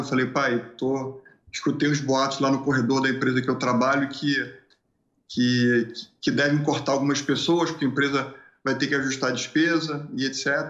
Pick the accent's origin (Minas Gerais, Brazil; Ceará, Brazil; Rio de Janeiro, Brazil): Rio de Janeiro, Brazil; moved away as an adult; also born or lived in Porto Alegre; deixa eu fugir do Rio de Janeiro porque eu não quero ficar aqui nesse nesse lugar mais onde eu, onde eu nasci